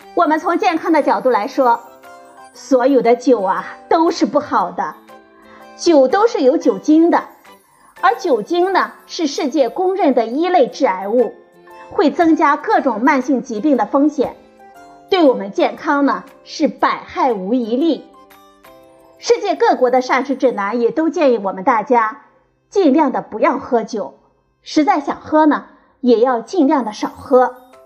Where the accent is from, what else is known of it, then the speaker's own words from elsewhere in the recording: China; 我们中国人喜欢喝白酒